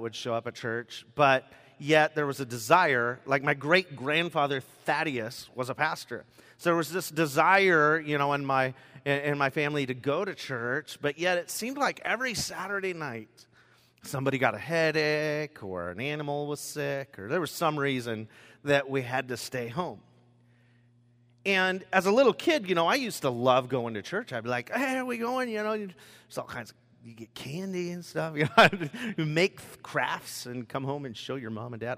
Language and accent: English; Rochester, Washington, United States; also born or lived in Longview, Washington; at the age of four, I moved to Rochester, Washington, Southwest Olympia, a little area called Gate